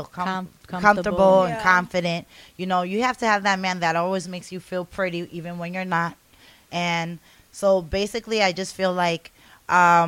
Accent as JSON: {"language": "English", "area": "Long Island", "region": "New York", "country": "United States", "said": "we're from Long Island."}